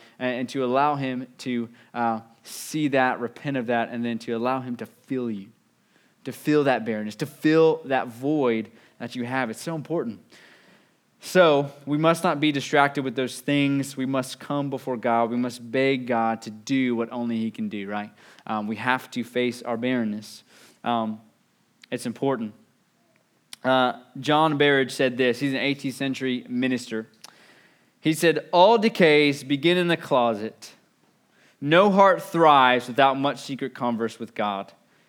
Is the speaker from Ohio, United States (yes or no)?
no; West Virginia, United States; I'm from West Virginia, but moved down.